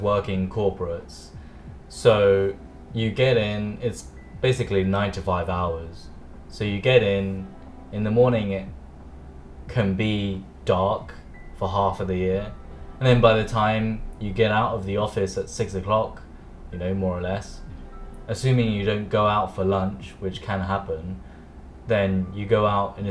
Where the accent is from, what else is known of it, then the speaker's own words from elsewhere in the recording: United Kingdom; moved away as an adult; now in Hong Kong; I grew up, born and bred in a city in the southeast of London in the UK